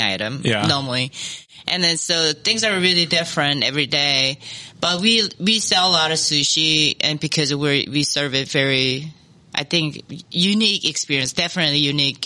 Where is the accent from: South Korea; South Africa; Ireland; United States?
South Korea; Daegu; born or raised there; moved away as an adult; also born or lived in Seoul, South Korea